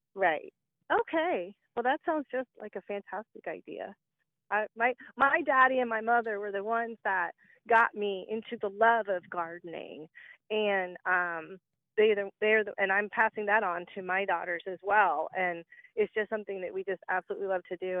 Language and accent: English; Warner Robins, Georgia, United States; born or raised there; now in Indiana, United States